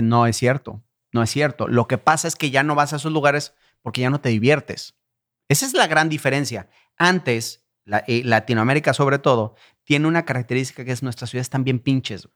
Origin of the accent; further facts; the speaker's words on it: Irapuato, Guanajuato, Mexico; Yo soy de Irapuato.